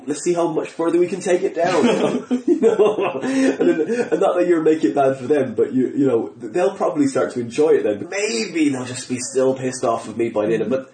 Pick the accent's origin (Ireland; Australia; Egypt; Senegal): Ireland; accent: Irish; not an English accent, an Irish accent